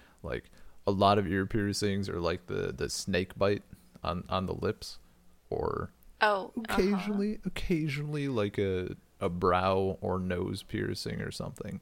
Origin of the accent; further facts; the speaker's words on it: rural Wisconsin, United States; I was in very rural Wisconsin